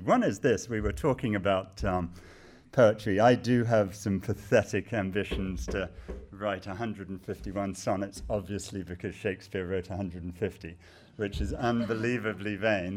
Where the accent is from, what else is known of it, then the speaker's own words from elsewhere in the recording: United States; I am American